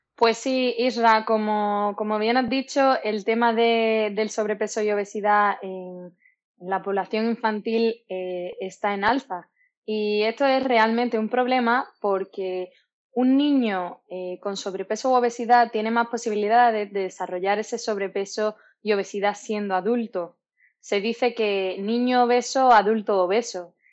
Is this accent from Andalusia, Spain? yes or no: yes; Málaga, Andalusia, Spain; soy malagueña